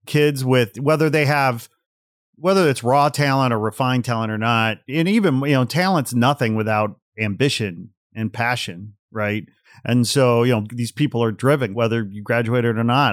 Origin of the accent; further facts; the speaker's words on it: Portage, Indiana, United States; moved away; also born or lived in Gary, Indiana; I grew up in Portage, Indiana. So I was born in Gary